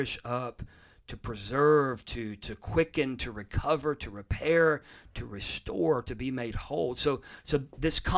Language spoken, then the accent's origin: English; United States; I'm an American. I live in America